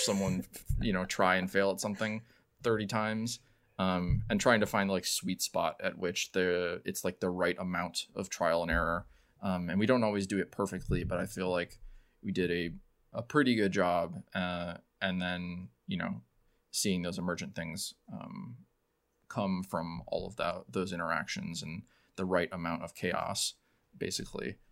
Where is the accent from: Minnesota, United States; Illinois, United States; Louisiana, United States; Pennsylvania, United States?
Illinois, United States; now in Chicago, United States; I moved here in about 2009 for school, um, and have been here ever since